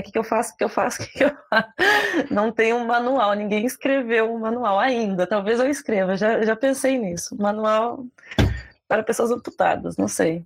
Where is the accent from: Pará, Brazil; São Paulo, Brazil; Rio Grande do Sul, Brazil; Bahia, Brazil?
Rio Grande do Sul, Brazil; Porto Alegre; Eu, eu sou de Porto Alegre